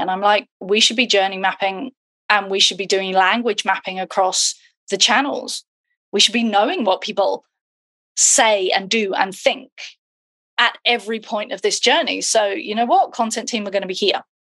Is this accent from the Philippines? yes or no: no; United Kingdom; now in Twickenham, United Kingdom; I'm British.